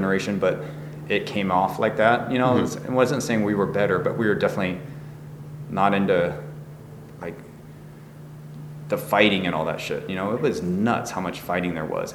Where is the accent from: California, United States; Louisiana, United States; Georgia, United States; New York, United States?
California, United States; San Diego; moved away as an adult; also born or lived in San Francisco Bay Area; now in San Francisco, United States; growing up in San Diego